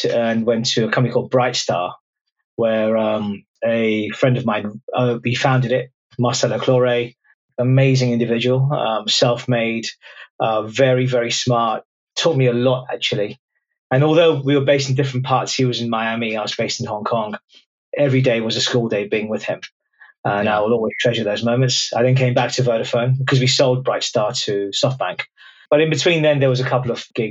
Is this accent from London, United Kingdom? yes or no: yes; London, United Kingdom; But I grew up was born in London, immigrant family, first kid born in the UK